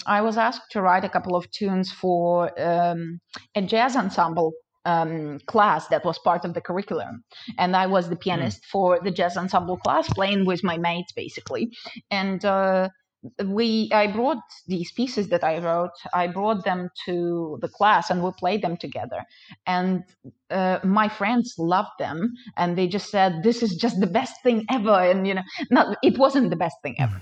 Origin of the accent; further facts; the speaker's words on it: Ukraine; moved away; I indeed was born and raised in Ukraine.